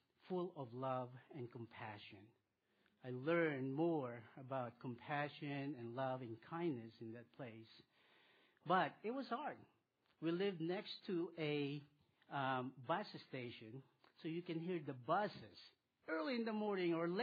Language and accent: English; Philippines; moved away; I was born in the Philippines, and I'll tell you about my world when I was a little boy. I grew up there